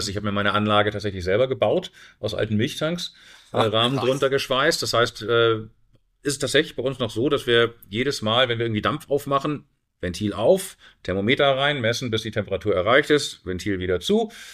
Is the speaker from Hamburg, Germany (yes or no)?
yes; Hamburg, Germany; moved away as an adult; also born or lived in Caribbean / South America / United States; in meine Heimatstadt zurückzukommen